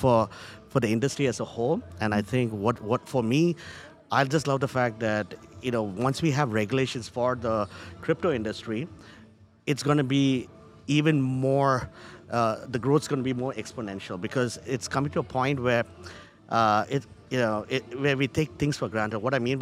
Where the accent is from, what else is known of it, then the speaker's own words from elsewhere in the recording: Charlotte, North Carolina, United States; So I see this happening also in the banking industry, though I'm from Charlotte.